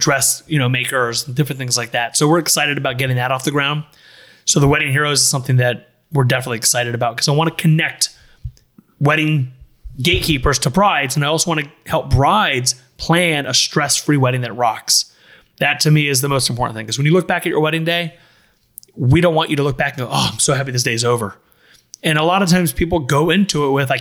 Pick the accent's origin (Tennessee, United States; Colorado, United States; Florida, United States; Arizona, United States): Florida, United States; Miami Shores; I grew up in Miami Shores